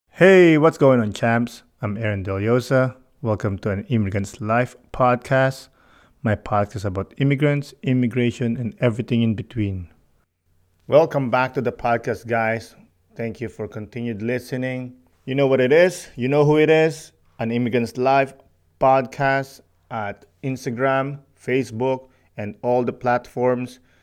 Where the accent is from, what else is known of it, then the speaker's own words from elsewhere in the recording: Philippines; moved away as an adult; also born or lived in Montreal; now in Canada; Growing up in the Philippines